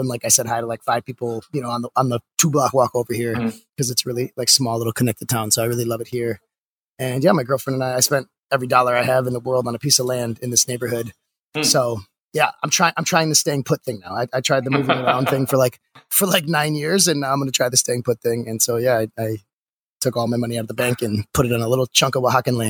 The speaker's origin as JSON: {"language": "English", "town": "Milwaukee", "region": "Wisconsin", "country": "United States", "tie": "born or raised there", "also_born_or_lived": "Minneapolis, Minnesota / New Orleans", "moved": "as an adult", "said": "I started in Milwaukee, Wisconsin. I was actually born in Minneapolis. I don't remember it because we moved when I was three, but then I was raised in Milwaukee, Wisconsin."}